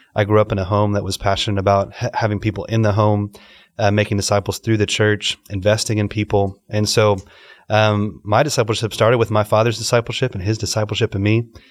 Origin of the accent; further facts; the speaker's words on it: Dallas, Texas, United States; moved away as an adult; also born or lived in Los Angeles / Delhi, India; now in Dubai, United Arab Emirates; born in Los Angeles, grew up in Dallas